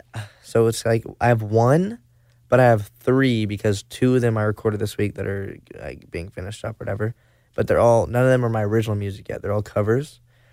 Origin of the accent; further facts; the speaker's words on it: Arkansas, United States; Northwest Arkansas.